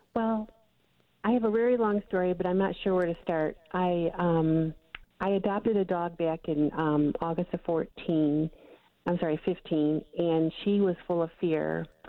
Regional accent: Michigan, United States; I'm from Michigan

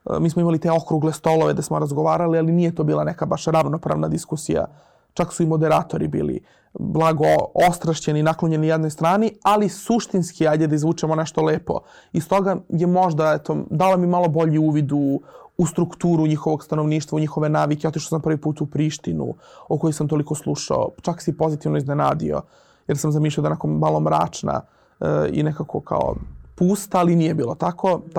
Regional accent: Kosovo; moved away as an adult; also born or lived in Zubin Potok; now in Belgrade, Serbia; to je bio moj prvi put da idem u Prištinu, iako sam rođen e, na Kosovo i Metohiji, dakle nisam ni, ni do svoje, praktično do svoje 20. godine nišao nešto previše južno.

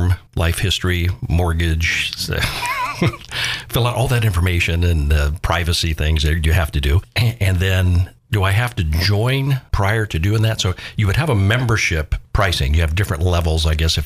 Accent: Florida, United States; moved away; we're from Florida as well

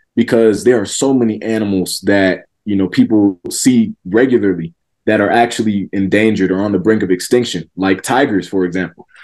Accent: Georgia, United States; this was in Georgia

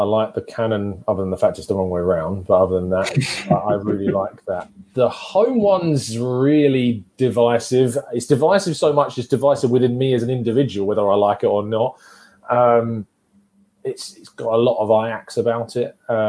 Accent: England, United Kingdom; I was ashamed to be English

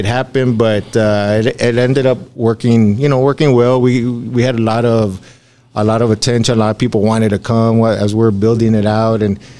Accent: Alamo, United States; I'm from Alamo. I love Alamo. I was a city commissioner here.

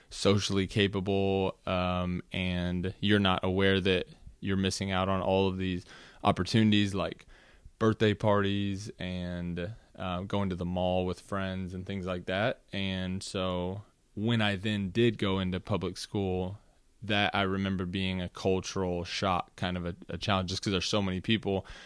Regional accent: Los Angeles, California, United States; born there; also born or lived in Washington D.C. / Virginia; I was born in Los Angeles, California, uh, to a mother and father, obviously.

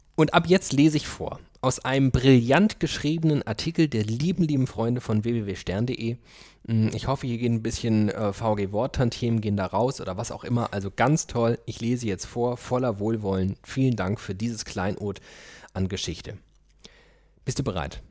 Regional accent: Germany; wir kommen aus einem Land, wo wir irgendwie halbe Schweine in den Topf schmeißen

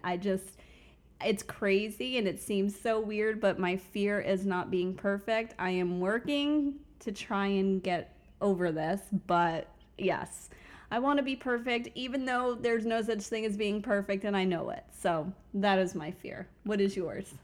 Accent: Fort Lauderdale, Florida, United States; also born or lived in Bronx, New York / Tampa, Florida; now in Orlando, United States; I started out in the Bronx, New York. So that's where I'm originally from, but grew up in South Florida in the Fort Lauderdale area

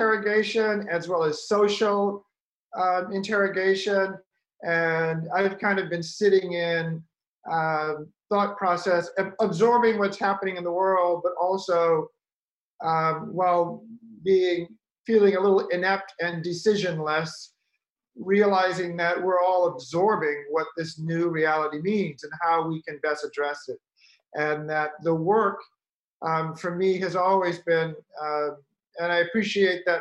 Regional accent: the South, United States; I'm actually from the South and from family of hunters, we would shoot meat, deer, rabbits, and then eat it. So I grew up with a gun rack in the middle of my den

